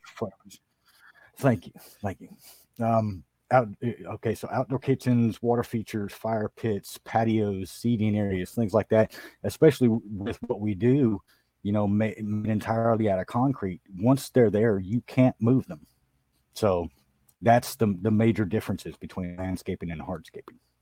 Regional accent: San Diego, California, United States; also born or lived in Oklahoma; I grew up in Southern California in San Diego

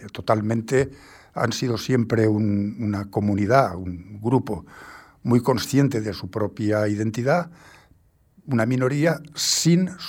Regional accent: Castellón de la Plana, Valencian Community, Spain; born there; also born or lived in Asturias; He vivido en sitios muy, muy curiosos de España. De, de yo nací en Castellón de la Plana, ¿eh?

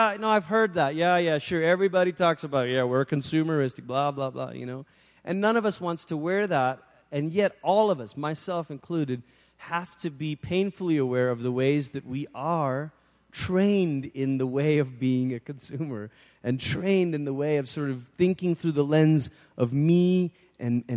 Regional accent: Malaysia; moved away; being back, obviously, in the country where I'd grown up

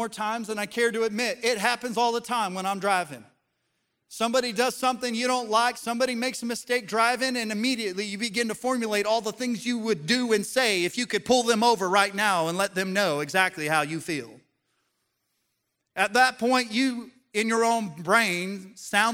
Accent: Colorado, United States; now in the South, United States; Growing up in Colorado, in the mountains

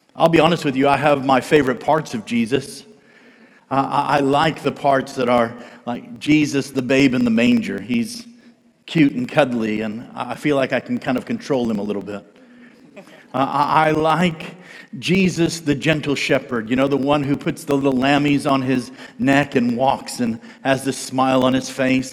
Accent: United States; I'm an American

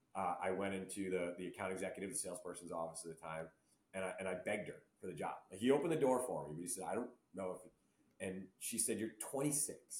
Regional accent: Barrington, Rhode Island, United States; I grew up in Rhode Island

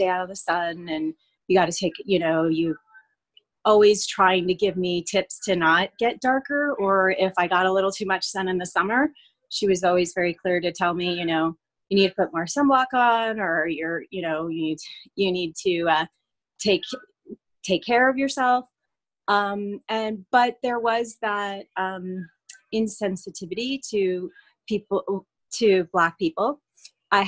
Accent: Fresno, California, United States; also born or lived in Madera; I grew up in the Central Valley of California, so Fresno, Madera

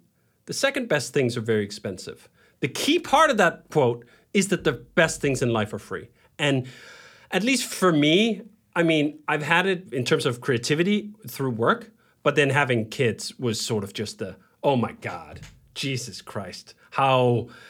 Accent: Denmark; And I lived that life too, growing up in Denmark.

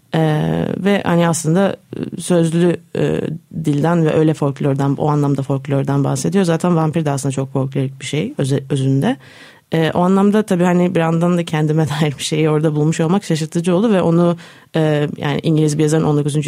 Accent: Istanbul, Turkey; born or raised there; also born or lived in Netherlands

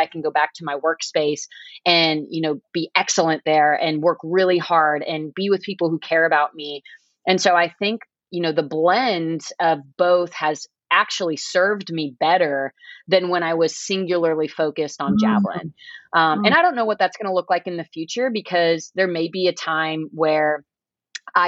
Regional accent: Nebraska, United States; I'm from Nebraska. We work in the cornfields very early on

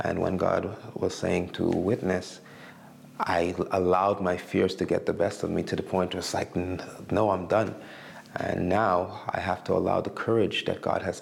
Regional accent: Montreal, Quebec, Canada; moved away as an adult; also born or lived in Alberta; now in Winnipeg, Canada; I grew up in Montreal

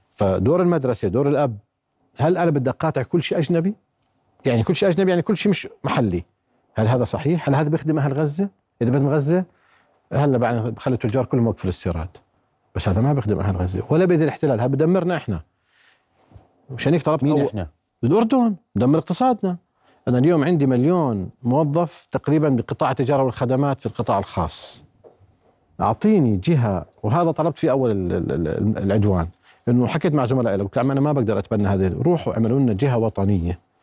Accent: Jordan; احنا يعني كاردنيين

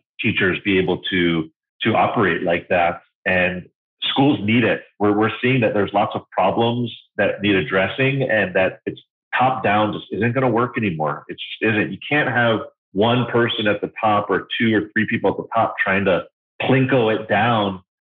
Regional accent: Hawaii, United States; My parents were, they were born and raised in New York City, but kind of sold the house, quit the jobs, and moved to these islands in the middle of the Pacific Ocean. And I was definitely raised in a unique environment

